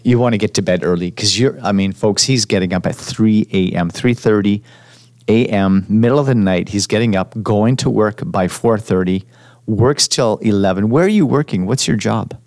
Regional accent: Montreal, Quebec, Canada; also born or lived in Edmonton; now in Vancouver, Canada; I'm from Montreal and and I moved to Edmonton

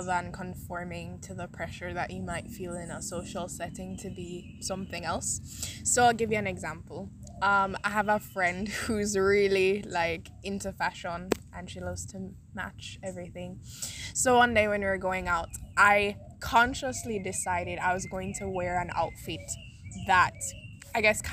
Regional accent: Saint Elizabeth, Jamaica; I'm from St. Elizabeth

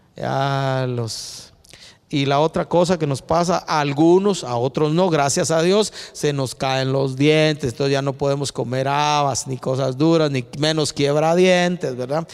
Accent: Guatemala; como ciudadanos guatemaltecos

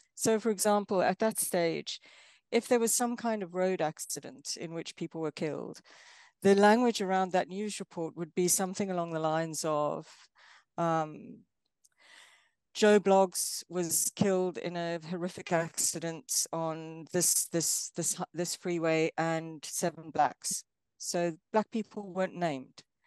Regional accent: South Africa; moved away as an adult; now in Exeter, United Kingdom; I'm from South Africa. Um, I grew up during apartheid era South Africa

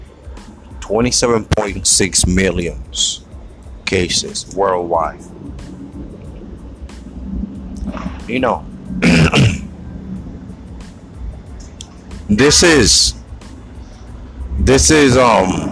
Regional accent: New York, United States; I'm in New York. I'm from New York

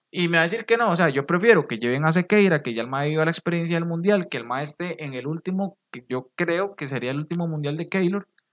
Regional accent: Costa Rica; sabemos que como ticos

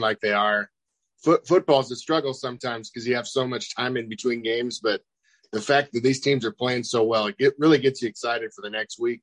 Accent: Kansas, United States; I'm from Kansas

